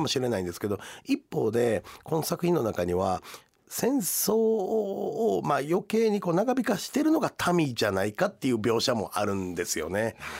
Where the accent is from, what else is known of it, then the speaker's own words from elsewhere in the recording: Kizugawa, Kyoto, Japan; moved away as an adult; now in Otsu, Japan; 実はね京都出身なんですよ